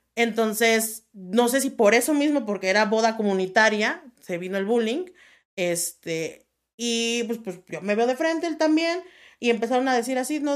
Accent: La Piedad, Michoacán, Mexico; Yo, yo nací en La Piedad, Michoacán

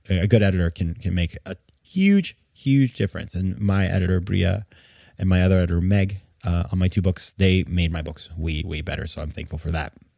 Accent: Maine, United States; I had been writing a column for my hometown newspaper in Maine

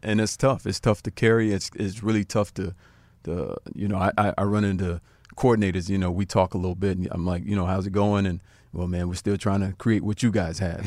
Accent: South Florida, United States; I grew up in South Florida.

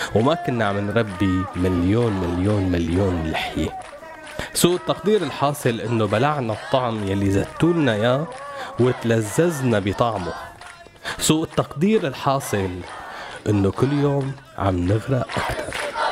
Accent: Syria

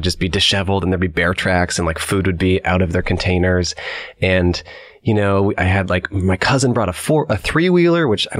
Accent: Colorado, United States; also born or lived in Bay Area, California; I grew up in Colorado, and I camped a lot growing up. Actually, when we moved to Colorado, I was 9 years old, and I lived in the Bay Area, and then my mom moved me and my two siblings to Colorado.

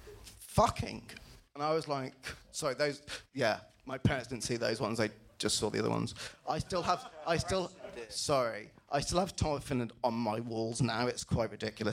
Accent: England, United Kingdom; I grew up in England, born in the 70s

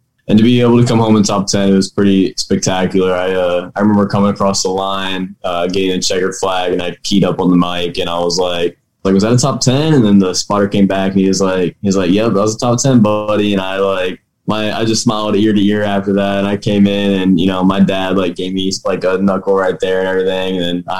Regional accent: Noblesville, Indiana, United States; also born or lived in Cicero, Indiana; So I'm from Noblesville, Indiana right now, born and raised. I lived in Cicero for the first 4 years of my life, but that's only about 15 minutes away from here. And then we moved here and went through Noblesville schools, my whole life

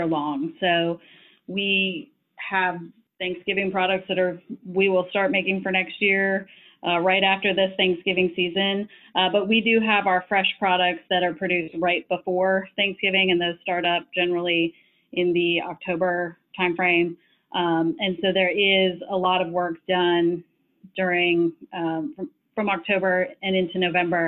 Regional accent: right outside of Madison, Wisconsin, United States; moved away as an adult; also born or lived in Chapel Hill, North Carolina; I actually grew up in the Midwest, right outside of Madison, Wisconsin

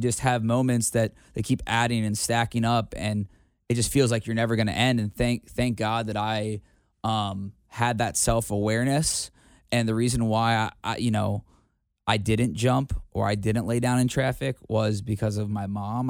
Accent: Cincinnati, Ohio, United States; in my hometown

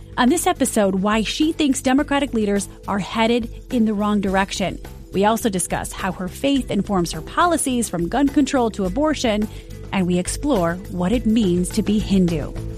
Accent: Midwest, United States; I'm from the Midwest

